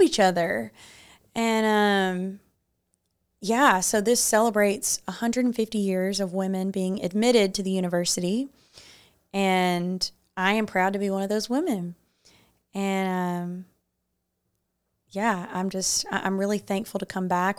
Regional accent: Muscle Shoals, Alabama, United States; I grew up in Muscle Shoals, so that's five minutes from my house.

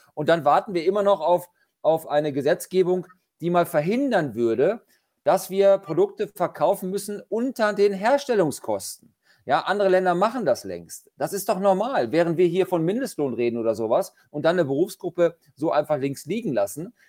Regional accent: Lower Saxony, Germany; bei uns in Niedersachsen

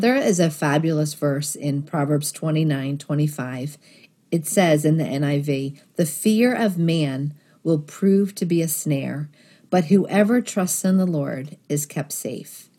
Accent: Philadelphia, Pennsylvania, United States; I grew up in Northeast Philadelphia

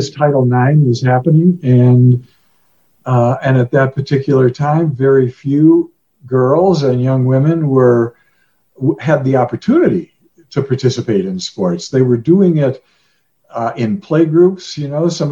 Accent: Chicago, Illinois, United States; moved away; also born or lived in Colorado Springs, Colorado; I grew up in Chicago, went to school in the middle of the city to a high school that didn't have sports

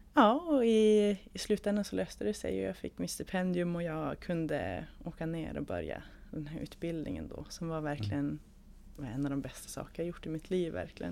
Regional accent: Umeå, Västerbotten County, Sweden; jag kommer från Umeå.

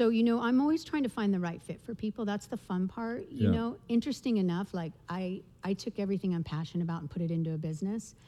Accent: Ojai, California, United States; I grew up in Ojai

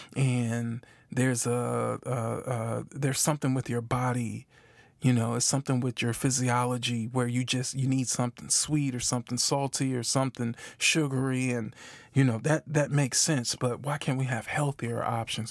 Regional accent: Milwaukee, Wisconsin, United States; moved away as an adult; now in Memphis, United States; I'm from Milwaukee, Wisconsin, currently live in Memphis, Tennessee

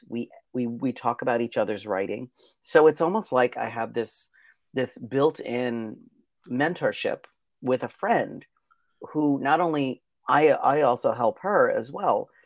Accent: Pennsylvania, United States; I was born in Pennsylvania on a mountaintop

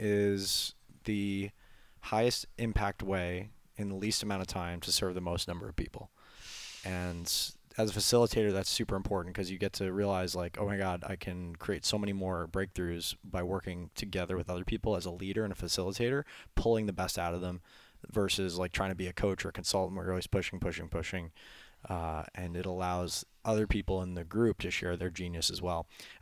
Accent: New York, United States; Well, I know we're on the clock, and I'm from New York, so our top two exports are sarcasm and brevity.

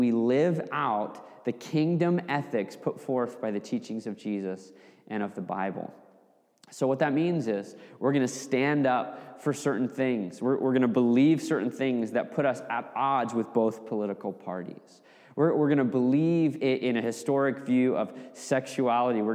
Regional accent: Fairbanks, Alaska, United States; growing up in my hometown in Fairbanks, Alaska

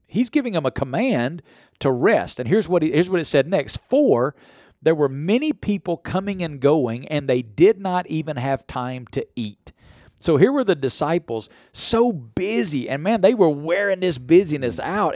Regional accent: the Bible Belt, United States; I grew up in the Bible Belt

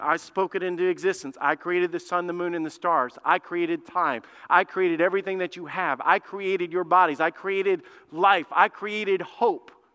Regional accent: Alabama, United States; moved away; I grew up in Alabama, man. I'm, I'm a redneck

